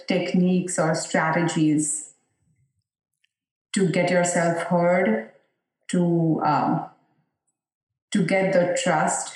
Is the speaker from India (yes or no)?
yes; India; moved away; when I was growing up in India, I went to an only girls school.